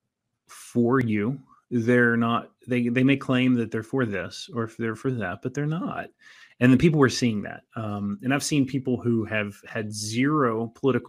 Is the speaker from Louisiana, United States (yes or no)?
no; Southern West Virginia, United States; I grew up in Southern West Virginia